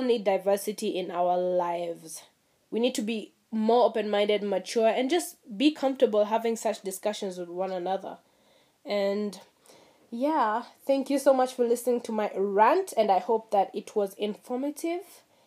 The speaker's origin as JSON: {"language": "English", "town": "Mombasa", "region": "Mombasa County", "country": "Kenya", "tie": "born or raised there", "said": "my experience was growing up in Mombasa"}